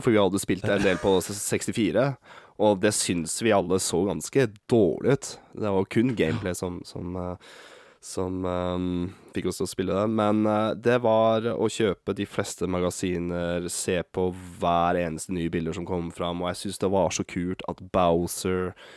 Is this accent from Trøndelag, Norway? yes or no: no; Bodø, Nordland, Norway; accent: northern Norwegian; moved away; jeg er født opp i Bodø. Så jeg kan prøve å slå om uh, eh, dialekta mi